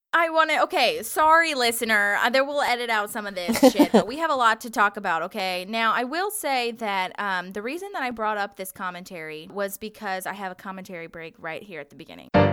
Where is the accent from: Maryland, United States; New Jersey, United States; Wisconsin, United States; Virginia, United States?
Virginia, United States; I am from Virginia and we have honeysuckle everywhere.